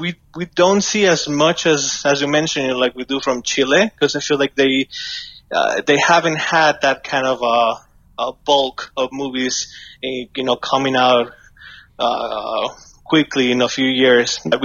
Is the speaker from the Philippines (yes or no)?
no; Mexico; I grew up in Mexico